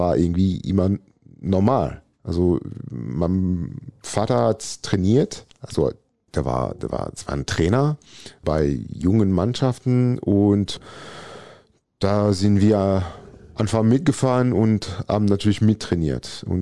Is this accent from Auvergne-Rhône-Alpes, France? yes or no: yes; Valence, Auvergne-Rhône-Alpes, France; German is a second language; Also, als ich groß gewachsen bin, bin ich mal im Süden von Valence, da wo ich geboren bin.